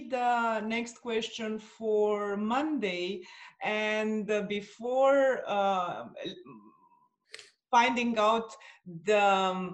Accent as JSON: {"language": "English", "country": "Romania", "said": "Romania, my home country"}